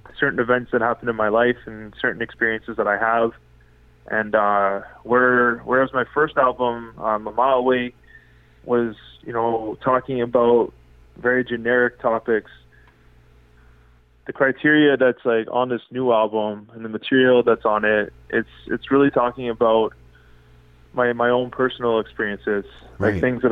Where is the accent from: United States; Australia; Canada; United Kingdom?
Canada; Ottawa, Ontario; Born and raised in unceded, unsurrendered Algonquin territory, which is now referred to as Ottawa, Ontario, Canada.